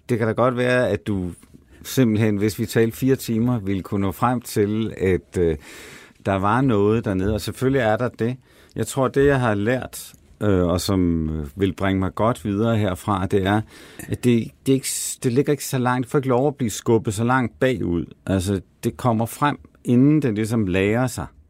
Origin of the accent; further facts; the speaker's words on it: Denmark; now in Copenhagen, Denmark; jeg er altså fra det mørke Jylland